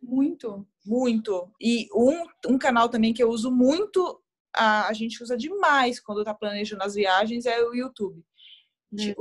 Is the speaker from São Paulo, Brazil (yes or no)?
yes; Guarulhos, São Paulo, Brazil; now in São Paulo, Brazil; sou natural de Guarulhos, mas hoje eu moro em, em São Paulo